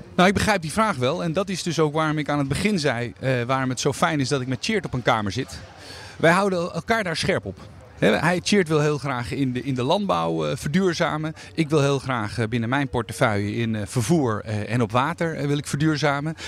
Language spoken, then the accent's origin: Dutch; Netherlands; Ik ben een inwoner van Nederland met een, eh, eh, een, bijzondere status